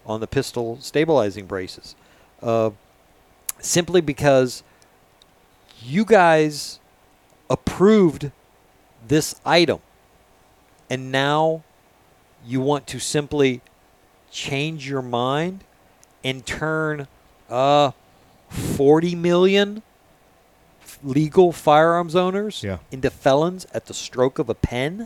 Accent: Florida, United States; being a Florida native

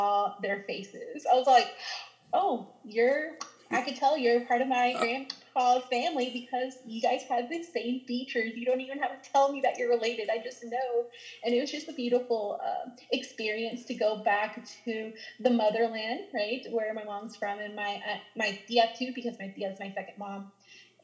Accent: Mineola, Texas, United States; first language Spanish; English is a second language; moved away as an adult; now in San Antonio, United States; I'm actually from Northeast Texas in a small town called Mineola, Texas

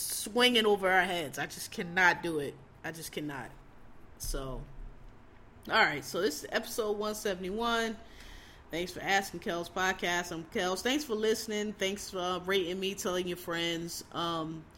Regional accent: Philadelphia, Pennsylvania, United States; I'm from Philadelphia

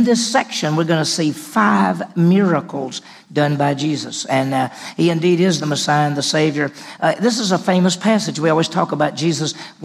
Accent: Meridian, Mississippi, United States; moved away as an adult; also born or lived in Vicksburg, Mississippi / Cleveland, Mississippi / Dallas, Texas; I grew up in Mississippi

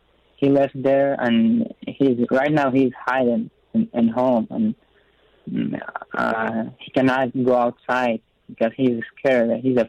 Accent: Laghman, Afghanistan; moved away as an adult; now in Seattle, United States; I was born and raised in Afghanistan. Luckily, I and my family got United Special Immigrant Visa last year. And we left Afghanistan last year in July.

